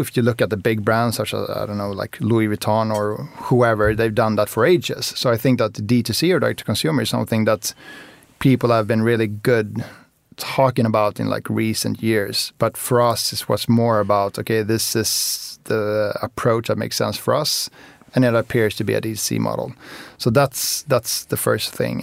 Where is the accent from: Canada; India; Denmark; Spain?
Spain; moved away; also born or lived in Sweden; I, I grew up in Spain as well. So, so I lived in Spain and then moved to Sweden